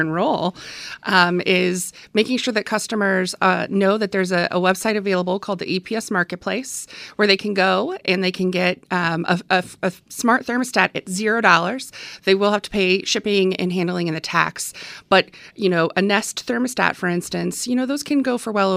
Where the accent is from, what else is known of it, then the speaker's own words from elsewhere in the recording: the Valley, Arizona, United States; I grew up in the Valley. I've always been an APS customer.